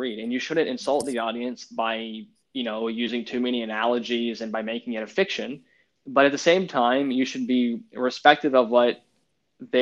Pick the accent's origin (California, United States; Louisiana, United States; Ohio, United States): Louisiana, United States; I'm from Louisiana, we prefer to say, you know, redneck speak